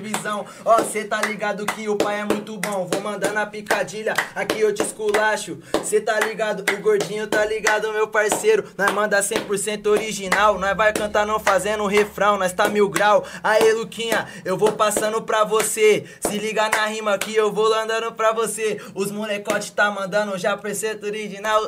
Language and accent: Portuguese; Brazil; eu sou do Santa Lúcia